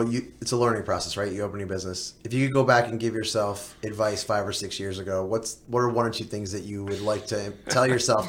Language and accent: English; New Jersey, United States; moved away as an adult; now in Charleston, United States; I'm from New Jersey. Most of where I grew up hasn't really changed very much over the 30, 35 years that I lived in that area.